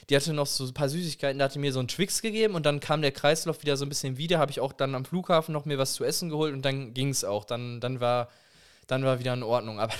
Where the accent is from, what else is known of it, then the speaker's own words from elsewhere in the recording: Germany; Und dann so, ja, das ist halt mein Name, aber ich bin halt Deutscher